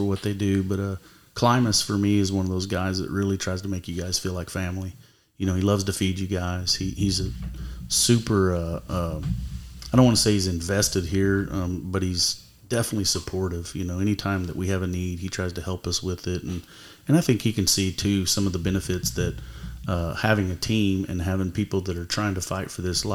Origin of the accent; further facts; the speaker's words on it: Tulsa, Oklahoma, United States; I'm from North Tulsa